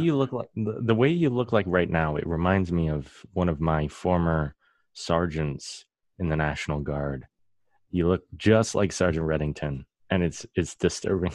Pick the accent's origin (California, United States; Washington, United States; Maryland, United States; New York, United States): Washington, United States; South Whidbey Island; I grew up on South Whidbey Island